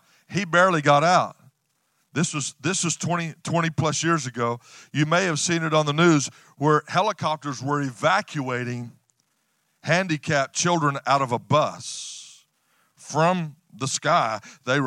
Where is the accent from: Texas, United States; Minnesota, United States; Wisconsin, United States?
Texas, United States; West; I'm from West Texas, a ranching family